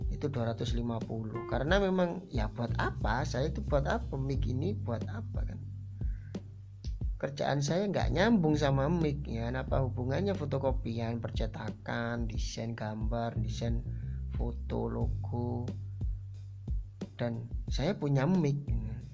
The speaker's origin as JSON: {"language": "Indonesian", "town": "Kasian", "region": "East Java", "country": "Indonesia", "said": "Asal saya dari Desa Kasian, desanya yang namanya juga Kasian. Terus Kabupaten Jember, Provinsi Jawa Timur, Indonesia"}